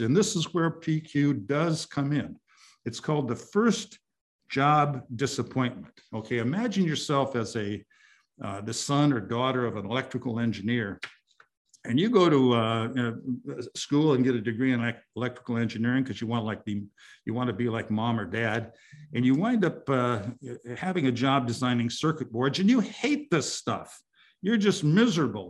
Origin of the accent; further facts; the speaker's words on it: South Dakota, United States; moved away; I'm originally from South Dakota.